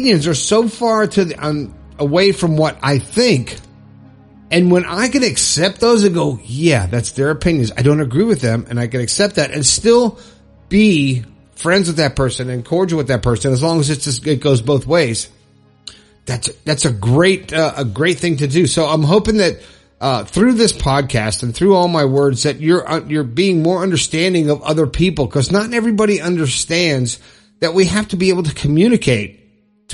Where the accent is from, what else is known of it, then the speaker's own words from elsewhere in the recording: Florida, United States; moved away as an adult; now in West Virginia, United States; I left my home state of Florida and moved to West Virginia